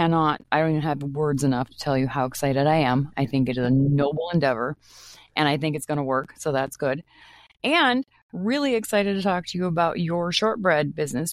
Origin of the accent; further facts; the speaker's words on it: Maine, United States; now in Minnesota, United States; I'm not originally from Minnesota, I am from Maine. And I moved here in 1991, 92, somewhere in there.